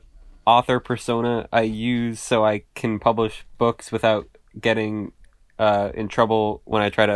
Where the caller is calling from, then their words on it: Worcester, Massachusetts, United States; So I'm recording from Massachusetts, Worcester, Massachusetts, to be specific.